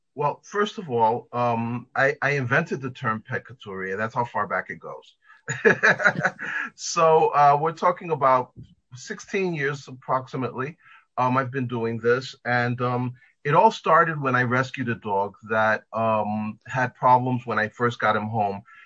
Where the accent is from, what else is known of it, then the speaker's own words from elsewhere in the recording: New York, United States; I'm from here in New York. I was born and raised in New York.